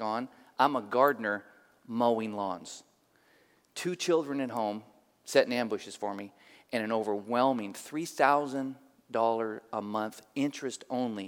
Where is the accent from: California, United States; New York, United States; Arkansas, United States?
California, United States; Oakland; I grew up in Oakland, East 31st Street, by Highland Hospital.